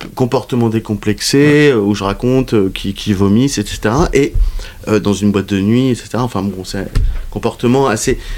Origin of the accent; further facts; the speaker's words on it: France; je suis français